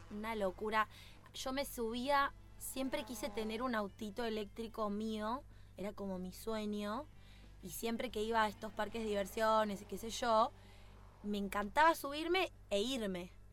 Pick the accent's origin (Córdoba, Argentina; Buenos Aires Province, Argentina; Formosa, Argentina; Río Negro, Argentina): Río Negro, Argentina; Bariloche; Hace dos años que estoy dentro del ambiente del automovilismo, vengo de Bariloche